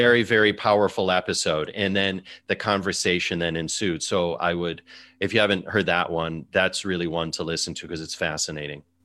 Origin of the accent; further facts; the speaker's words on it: Chicago, Illinois, United States; moved away as an adult; also born or lived in China / London / Singapore; now in New York City, United States; I worked in my hometown, Chicago